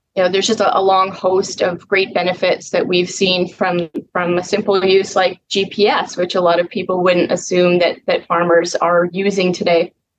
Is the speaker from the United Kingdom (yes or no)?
no; Mossbank, Saskatchewan, Canada; it's the name is Moss Bank. We're 45 miles southwest of Moose Jaw, so very south central Saskatchewan